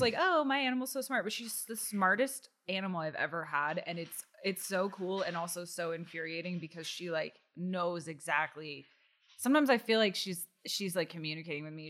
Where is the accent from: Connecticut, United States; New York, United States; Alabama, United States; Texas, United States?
Texas, United States; Austin; I grew up in Austin, Texas